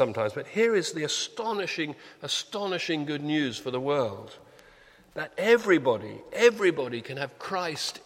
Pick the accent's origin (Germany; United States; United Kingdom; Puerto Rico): United Kingdom; we're British